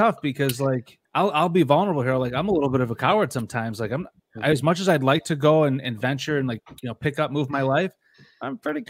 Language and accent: English; Syracuse, New York, United States; born or raised there